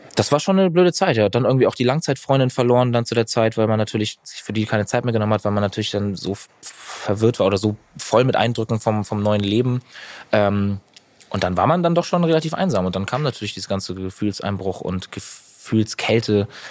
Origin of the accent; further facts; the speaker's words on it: Northern Germany, Germany; Norddeutschland ist einfach meine Heimat. Ich liebe das Meer. Ich liebe die Ostsee. Ich bin da groß geworden